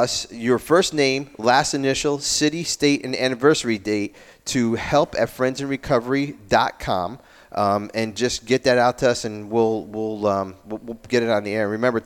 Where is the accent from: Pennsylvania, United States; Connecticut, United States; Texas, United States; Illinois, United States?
Pennsylvania, United States; Langhorne; Langhorne, Pennsylvania, my hometown